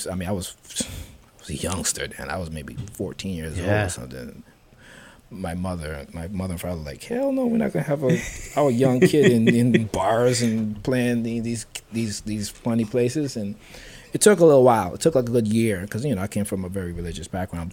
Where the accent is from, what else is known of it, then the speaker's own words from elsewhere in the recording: U.S. Virgin Islands; growing up in St. Thomas